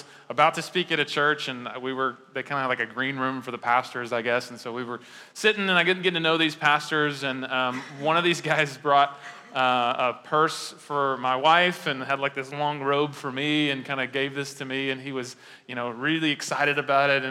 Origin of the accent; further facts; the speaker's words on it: United States; I'm an American